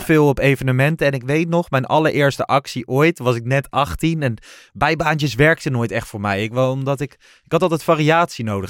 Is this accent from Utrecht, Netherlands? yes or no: no; Lochem, Gelderland, Netherlands; ik kwam uit Lochem, uit de Achterhoek en niet uit Amsterdam.